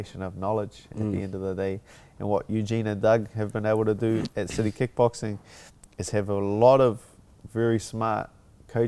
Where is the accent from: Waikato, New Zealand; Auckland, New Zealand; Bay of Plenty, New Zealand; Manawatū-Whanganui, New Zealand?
Auckland, New Zealand; my hometown, my home country